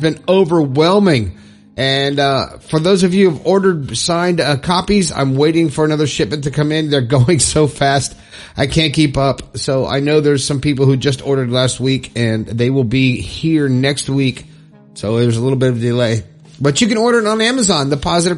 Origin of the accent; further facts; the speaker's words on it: Florida, United States; My home state.